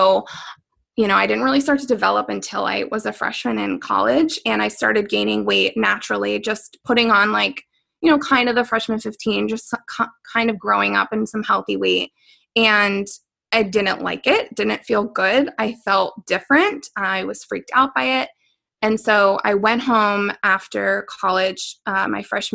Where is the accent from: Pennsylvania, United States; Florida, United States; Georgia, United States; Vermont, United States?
Pennsylvania, United States; moved away as an adult; also born or lived in Arizona; I grew up in Pennsylvania